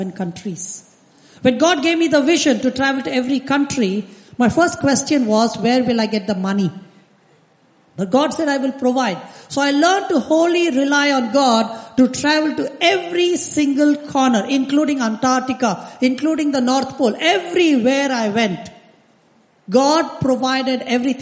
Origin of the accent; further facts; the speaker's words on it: India; I come from India